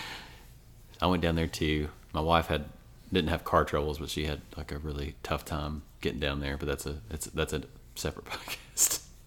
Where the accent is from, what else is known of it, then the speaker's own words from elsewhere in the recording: Ashland, Kentucky, United States; moved away as an adult; now in Lexington, United States; I'm from Ashland, Kentucky originally